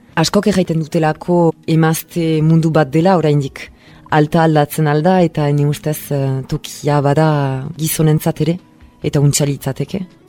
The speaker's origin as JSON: {"language": "Basque", "town": "Bayonne", "region": "Nouvelle-Aquitaine", "country": "France", "tie": "born or raised there", "said": "bai honan sortua naiz"}